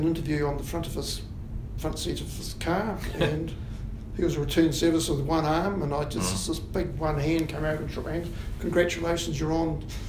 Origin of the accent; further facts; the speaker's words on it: Wellington, New Zealand; also born or lived in Southland / Canterbury / Wairarapa; I grew up in Wellington, and I left school vowing never to come back to Wellington City